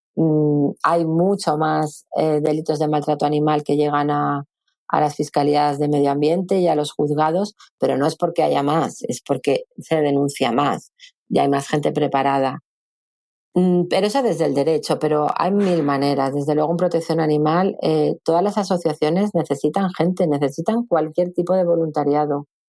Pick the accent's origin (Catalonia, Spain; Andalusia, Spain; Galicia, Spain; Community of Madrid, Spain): Community of Madrid, Spain; Madrid; moved away as an adult; now in Valencia, Spain; yo vivía en Madrid, porque yo soy de Madrid, vivía muy cerca de, la Plaza de Toros de las Ventas